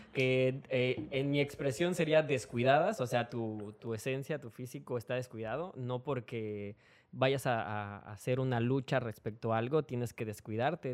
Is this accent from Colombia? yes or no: no; Mexico City, Mexico; moved away; soy de la Ciudad de México y pues la familia que yo tengo allá